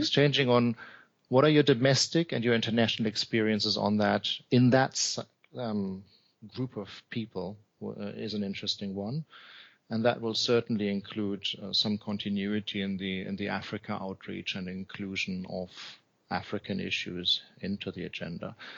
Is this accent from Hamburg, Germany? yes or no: yes; Hamburg, Germany; Hamburg is my hometown